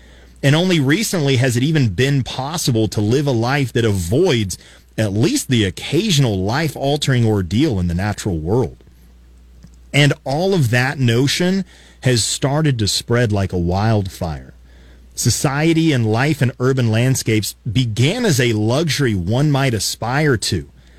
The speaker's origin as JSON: {"language": "English", "town": "Colorado Springs", "region": "Colorado", "country": "United States", "tie": "born or raised there", "said": "I grew up in Colorado Springs, just a couple of miles from Garden of the Gods, those beautiful red rock sculptures in Colorado Springs, Colorado."}